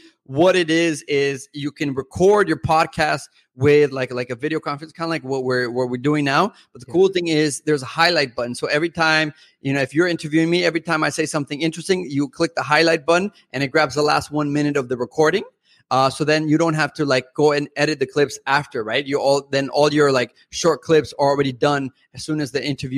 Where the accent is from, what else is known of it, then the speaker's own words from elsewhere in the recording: Mexico; first language Spanish; English is a second language; moved away as an adult; now in United States; I'm originally from Mexico, parent-wise, I am half Mexican, half European, but I've lived in the U.S. since I was 18.